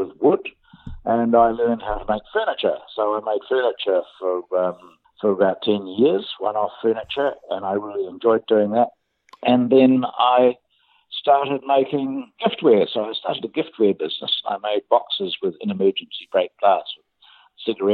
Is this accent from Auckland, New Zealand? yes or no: yes; Auckland, New Zealand; moved away as an adult; also born or lived in Wellington; now in Nelson, New Zealand; I was born in Wellington. I grew up at Auckland and then I moved to Nelson 24 years ago. So I live in Nelson now.